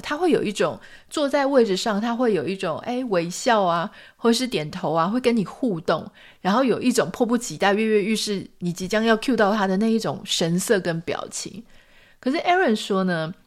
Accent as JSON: {"language": "Chinese", "country": "Taiwan", "said": "就算我们都是台湾人"}